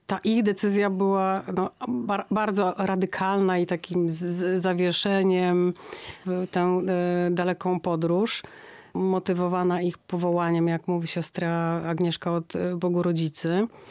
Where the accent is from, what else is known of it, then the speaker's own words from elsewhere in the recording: Gdańsk, Pomeranian Voivodeship, Poland; jesteśmy z Gdańska